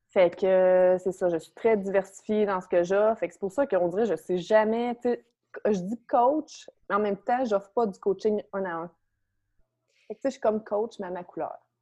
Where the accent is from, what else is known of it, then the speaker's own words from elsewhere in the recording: Beauce, Quebec, Canada; J'habitais dans un petit village à saint fil dans la Beauce. Je viens de la Beauce